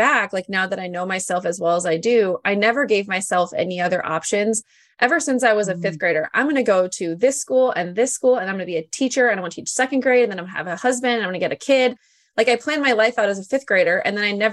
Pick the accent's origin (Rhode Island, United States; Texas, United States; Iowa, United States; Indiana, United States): Iowa, United States; I'm from Iowa